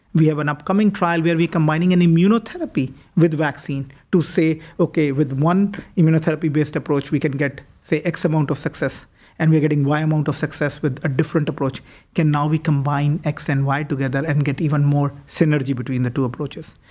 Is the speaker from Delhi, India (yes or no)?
yes; New Delhi, Delhi, India; moved away as an adult; also born or lived in Toronto, Canada; now in Cleveland, United States; I was born and raised in India. Uh, w, did most of my high school education as well as my medical school in New Delhi